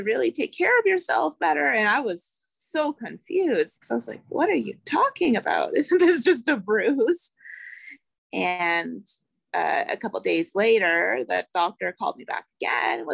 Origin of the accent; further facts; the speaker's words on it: Ottawa, Ontario, Canada; I am from Ottawa, Ontario, Canada.